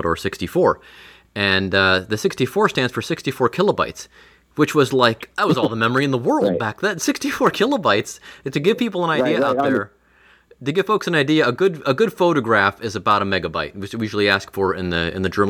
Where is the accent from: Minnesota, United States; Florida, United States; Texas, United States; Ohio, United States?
Ohio, United States; Cleveland; I'm from Cleveland